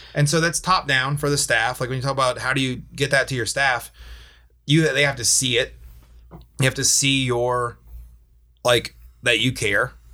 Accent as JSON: {"language": "English", "region": "South Louisiana", "country": "United States", "said": "I'm from South Louisiana. I ate rice with every meal"}